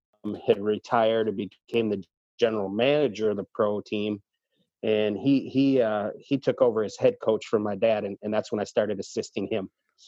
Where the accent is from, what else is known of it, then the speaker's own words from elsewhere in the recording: Toledo, Ohio, United States; So I did grow up here in Toledo and played youth hockey growing up back at the old sports arena.